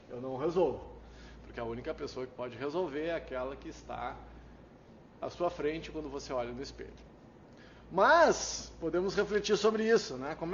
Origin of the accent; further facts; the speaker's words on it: Brazil; Eu sou brasileiro, não desisto nunca, não desisto de ninguém, eu não desisto.